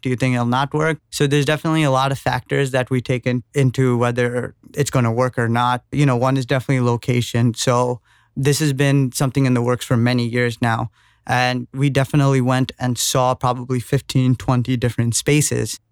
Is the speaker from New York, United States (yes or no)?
yes; New York City, New York, United States; being born and brought up in New York